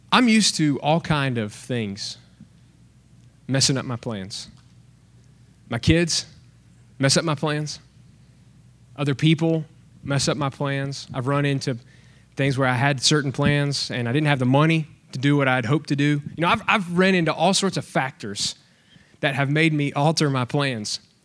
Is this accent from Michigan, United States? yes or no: no; Alabama, United States; now in Texas, United States; I'm from Alabama